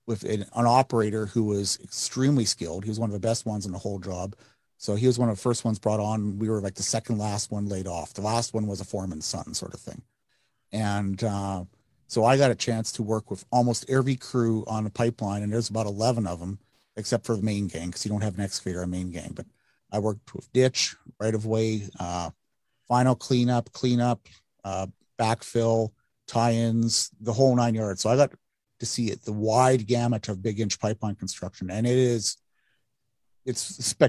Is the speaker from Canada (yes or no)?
yes; Yorkton, Saskatchewan, Canada; also born or lived in Hyas, Saskatchewan; I grew up in Yorkton, mom remarried, and my stepdad was the pipeliner.